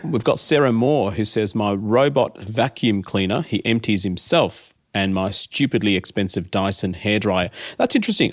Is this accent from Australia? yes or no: yes; Adelaide, South Australia, Australia; I grew up in Adelaide.